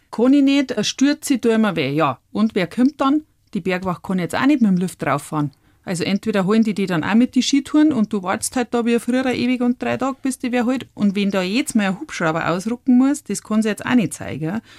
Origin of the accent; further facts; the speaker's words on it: Brauneck, Bavaria, Germany; Ich bin am Brauneck aufgewachsen und bin quasi mit zwei Jahren, ich bin ein Oktoberkind